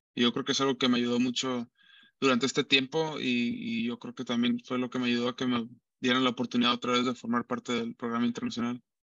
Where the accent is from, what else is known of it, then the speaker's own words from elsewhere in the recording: Tijuana, Baja California, Mexico; Alfredo es aquí mi paisano también, los dos somos de Tijuana